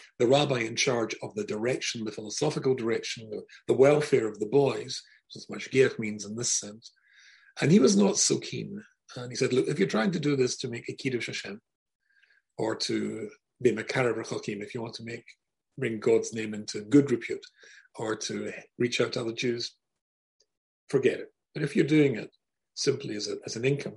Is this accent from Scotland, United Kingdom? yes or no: yes; Scotland, United Kingdom; moved away as an adult; also born or lived in Glasgow / Manchester; I come from Scotland. And I grew up in Scotland, and when I was 19, I moved to Manchester in England